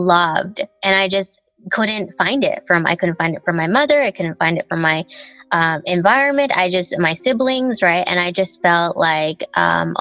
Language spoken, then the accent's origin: English; Nanaimo, British Columbia, Canada; English is a second language; also born or lived in Thailand; I grew up in Nanaimo.